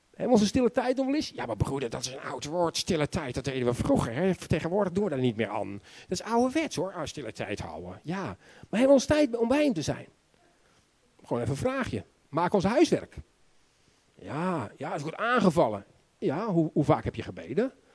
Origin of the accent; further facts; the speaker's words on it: Netherlands; also born or lived in Romania; Ik ben zelf ook een Nederlander.